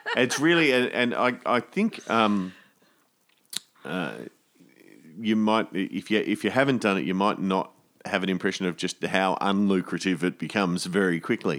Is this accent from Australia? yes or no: yes; Australia; as Australian artists